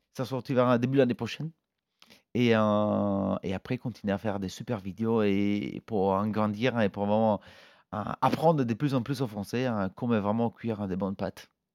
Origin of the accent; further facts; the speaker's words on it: Italy; now in France; on est italien